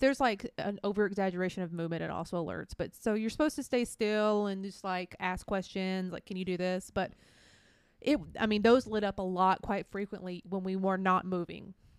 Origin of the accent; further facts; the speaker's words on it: middle Georgia, United States; we did live in, like, middle Georgia as children